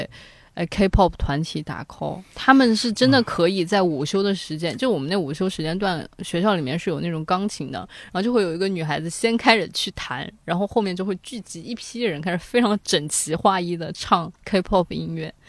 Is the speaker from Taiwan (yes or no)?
no; China; 那一个呃露营的地方其实全都是韩国人，除了我们是中国人以外，就是都是韩国人。